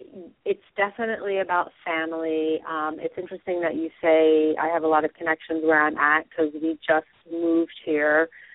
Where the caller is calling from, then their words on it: Pennsylvania, United States; from Pennsylvania.